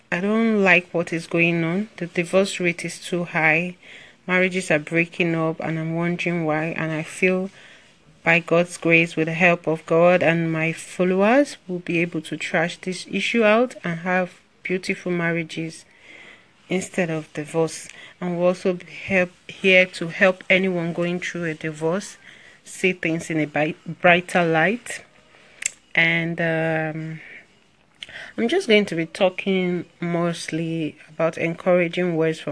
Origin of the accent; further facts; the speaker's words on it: Nigeria; I'm from Nigeria